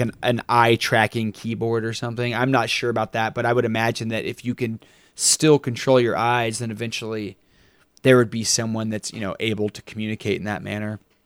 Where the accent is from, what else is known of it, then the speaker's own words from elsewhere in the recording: Texas, United States; when you're growing up in Texas and you're six hundred miles from the ocean